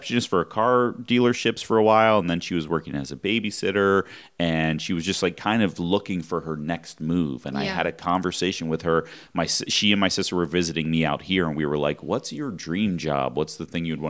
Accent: Philadelphia, Pennsylvania, United States; the suburbs of Philadelphia, where I grew up in Pennsylvania

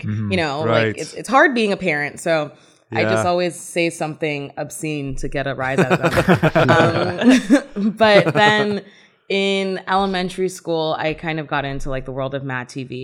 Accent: Brampton, Ontario, Canada; also born or lived in Nigeria; Yeah, I was born in Nigeria. I was raised in Brampton. I came to Brampton when I was 3.

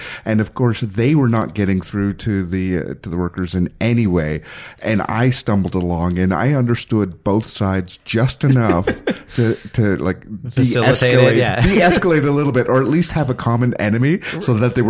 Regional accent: Ontario, Canada; I learned French. I am technically bilingual. Because high school, Ontario bilingual.

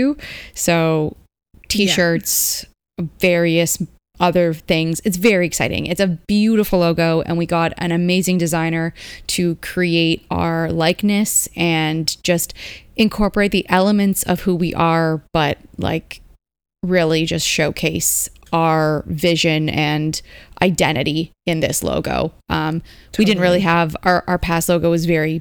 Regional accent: Canada; as a Canadian

